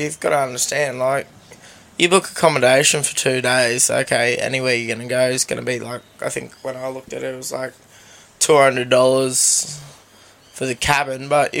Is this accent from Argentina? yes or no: no; Australia; I am Australian.